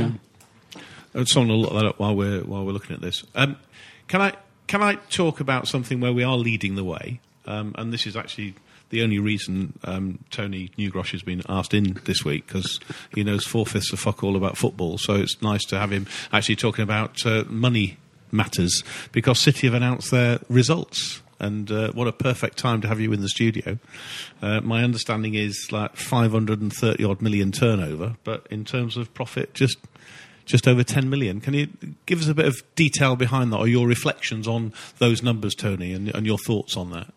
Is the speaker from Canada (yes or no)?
no; Manchester, North West England, United Kingdom; I'm from Manchester